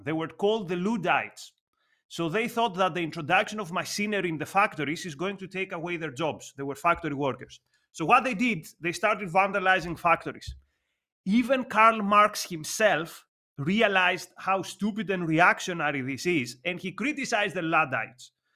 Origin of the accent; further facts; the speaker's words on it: Athens, Attica, Greece; English is a second language; Growing up in Athens, I remember a graffiti on a wall in my neighborhood